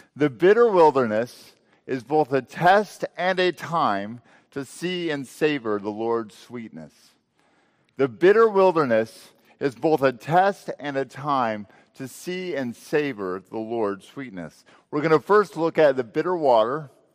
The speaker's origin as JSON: {"language": "English", "region": "Texas Panhandle", "country": "United States", "tie": "born or raised there", "said": "I grew up in the Texas Panhandle"}